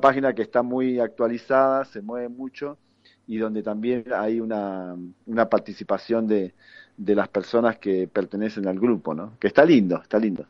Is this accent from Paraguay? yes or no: no; Argentina; uno como excombatiente argentino